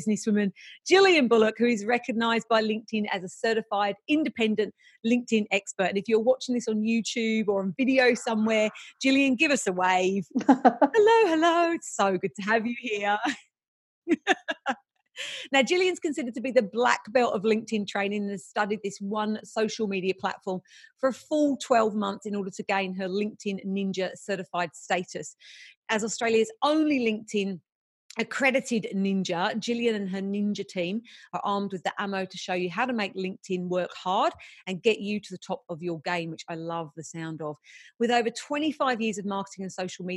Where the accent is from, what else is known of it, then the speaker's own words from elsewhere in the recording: England, United Kingdom; I'm English too.